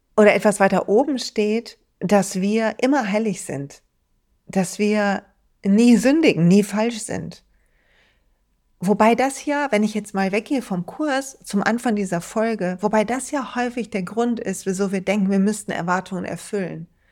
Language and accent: German; Duisburg, North Rhine-Westphalia, Germany; in Duisburg, in meiner Heimatstadt